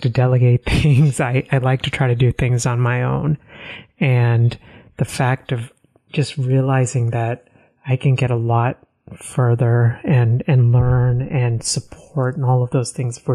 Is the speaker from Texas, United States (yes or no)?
yes; Texas, United States; also born or lived in Northeast United States; now in Northeast, United States; I grew up in Texas